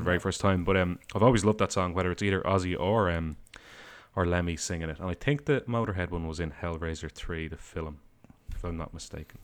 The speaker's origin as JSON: {"language": "English", "country": "Ireland", "said": "I say film rather than movie, sorry, I'm Irish"}